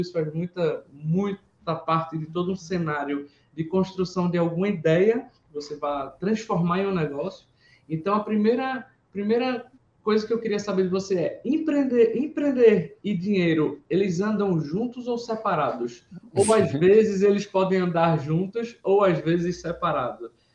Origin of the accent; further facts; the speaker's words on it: Pernambuco, Brazil; eu sou pernambucano